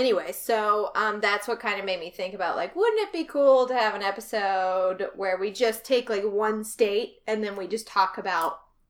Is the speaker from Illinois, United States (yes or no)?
yes; Southern Illinois, United States; We're from Southern Illinois.